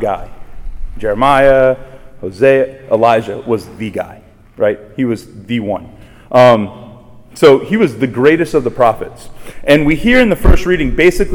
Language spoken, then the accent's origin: English; Raceland, Louisiana, United States; I'm from Raceland, just down the bayou. And when I was growing up, I grew up basically right across from my home parish, right across the street.